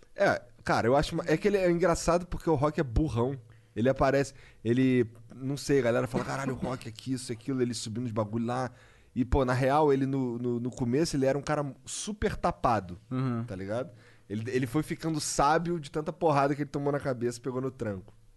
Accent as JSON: {"language": "Portuguese", "region": "Rio de Janeiro", "country": "Brazil", "said": "eu sou carioca"}